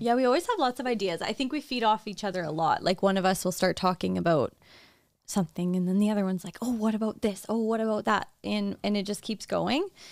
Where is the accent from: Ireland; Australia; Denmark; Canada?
Canada; Saskatchewan; I was practicing in, in Saskatchewan in my hometown